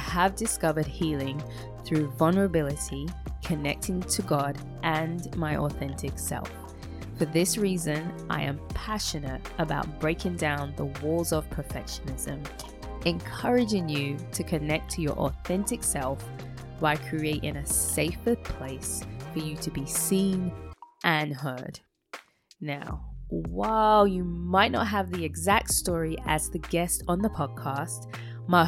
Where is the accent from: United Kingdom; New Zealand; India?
United Kingdom; London; moved away as an adult; now in United States; I was born and raised in London to Caribbean parents and have been living in America for over 15 years